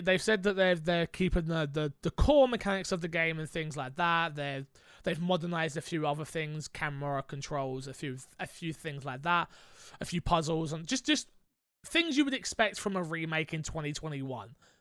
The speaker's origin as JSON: {"language": "English", "region": "London", "country": "United Kingdom", "said": "as a Londoner"}